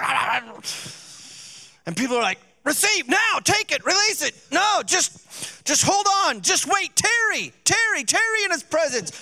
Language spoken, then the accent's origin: English; Burt, Iowa, United States; also born or lived in Duluth, Minnesota; when I was 5, we moved from Duluth, Minnesota. We moved to Burt